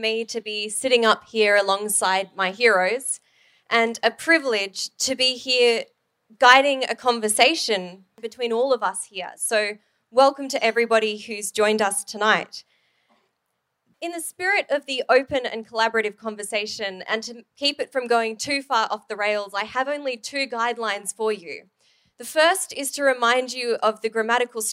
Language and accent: English; Sydney, New South Wales, Australia; moved away; I'm from Sydney